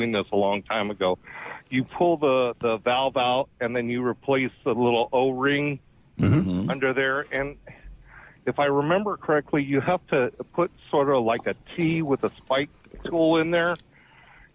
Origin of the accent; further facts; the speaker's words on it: California, United States; now in North Mississippi, United States; I'm from California